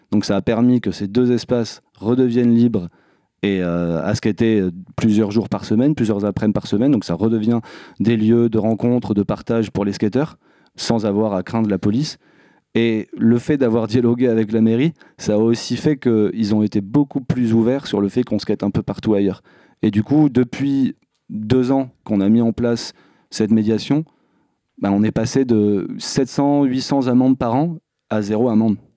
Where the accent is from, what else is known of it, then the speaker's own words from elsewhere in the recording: Bruges, Nouvelle-Aquitaine, France; grandi à Bruges. Bruges, c'est un petit bled juste à côté de Bordeaux.